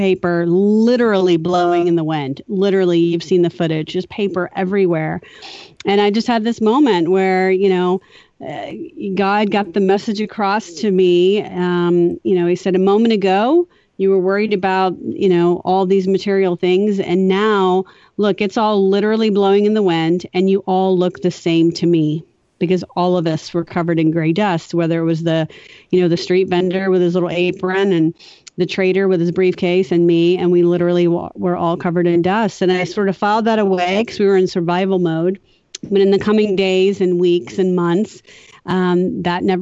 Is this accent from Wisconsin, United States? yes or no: no; southern Louisiana, United States; I was raised in southern Louisiana by really scrappy parents